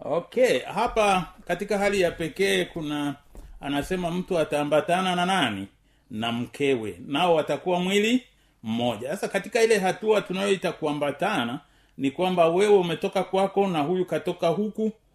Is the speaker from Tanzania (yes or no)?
yes; Tanzania; kama mtanzania